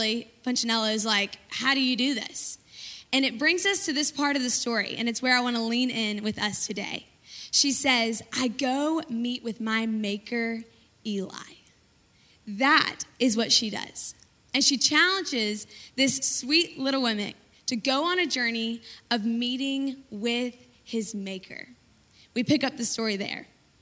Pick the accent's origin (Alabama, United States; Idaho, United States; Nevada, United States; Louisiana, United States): Alabama, United States; Birmingham; I'm from Birmingham, Alabama